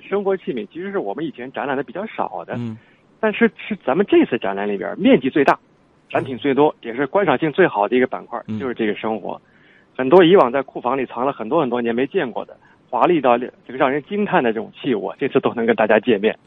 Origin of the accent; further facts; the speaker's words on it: China; 凭什么我们从文化上互相认可，咱们都是中国人